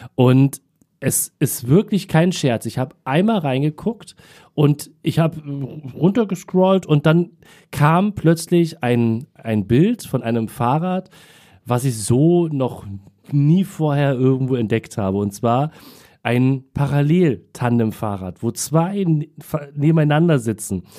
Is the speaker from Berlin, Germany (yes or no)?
yes; Berlin, Germany; ich bin im Krankenhaus, ich glaube St. Marien hieß es, das gibt es glaube ich nicht mehr in Wilmersdorf geboren. Sollte eigentlich eine Hausgeburt werden, aber es gab wohl Komplikationen und ähm, deswegen es dann ins Krankenhaus und ähm, bin aber ein paar Stunden später dann auch wieder in Neukölln gelandet